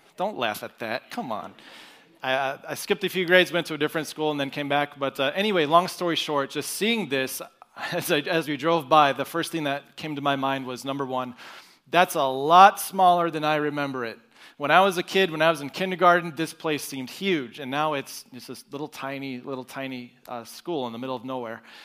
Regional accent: Broken Arrow, Oklahoma, United States; moved away; I was born and raised in Broken Arrow, Oklahoma. So I am an Okie

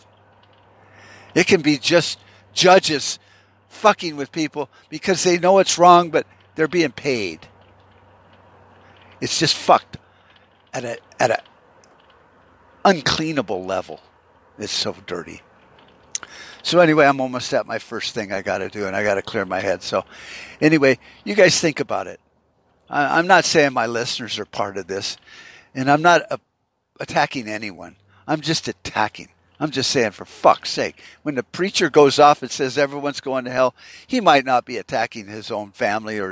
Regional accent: United States; Are we that fucked up as a people? I'm talking American people

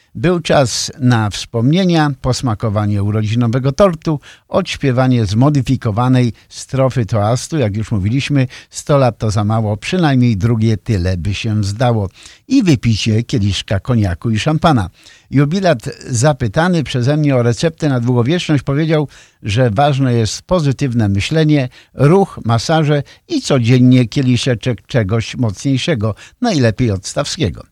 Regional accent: near Poznań, Greater Poland, Poland; moved away as an adult; now in United States; z Wielkopolski, spod Poznania, to też takie moje rodzinne strony

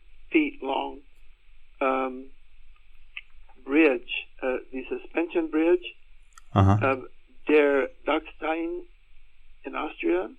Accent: United States; also born or lived in Austin, Texas; I was born and raised in the Tornado Alley in the U.S.

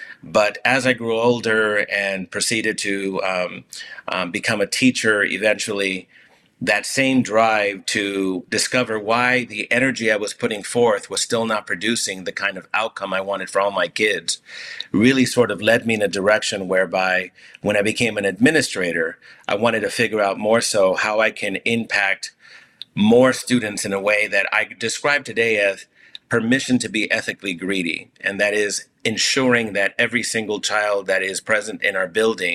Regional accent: Los Angeles, California, United States; first language Spanish; English is a second language; I grew up in the part of Los Angeles called the Pico Union area

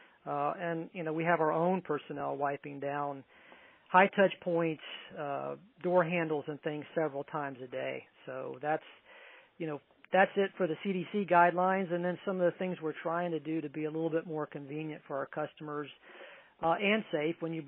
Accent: Tampa, Florida, United States; moved away as an adult; now in Tallahassee, United States; I'm originally from the Tampa Bay area, born and raised in Tampa.

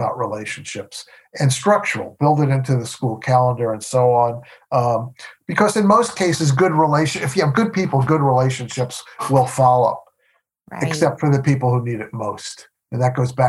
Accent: New York, United States; moved away as an adult; also born or lived in Milwaukee; I grew up in New York.

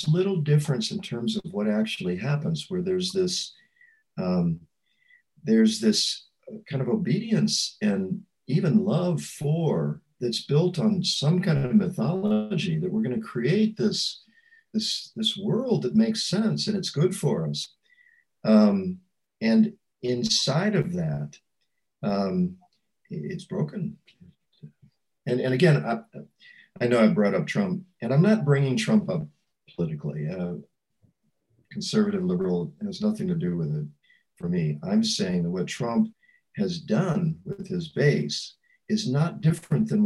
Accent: St. Louis, Missouri, United States; moved away as an adult; also born or lived in Canada; I was from St. Louis

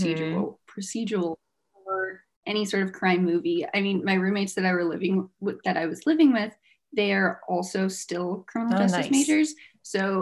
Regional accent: New Mexico, United States; moved away as an adult; now in Colorado, United States; I'm from New Mexico. I moved out to Colorado for college

